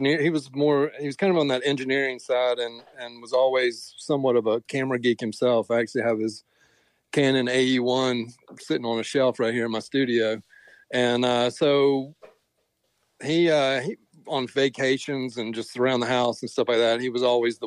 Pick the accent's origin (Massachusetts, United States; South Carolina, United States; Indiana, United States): South Carolina, United States; Columbia; moved away; I was born here in Columbia, but I've moved around